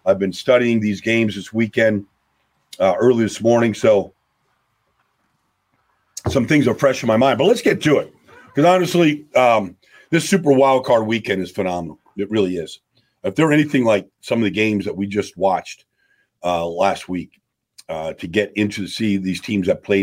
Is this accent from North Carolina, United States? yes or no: no; Pittsburgh, Pennsylvania, United States; I'm from Pittsburgh.